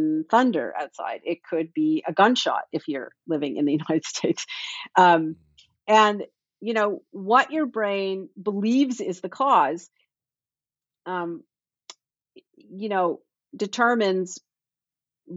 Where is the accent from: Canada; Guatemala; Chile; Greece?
Canada; Toronto, Ontario; now in Boston, United States; I grew up in Toronto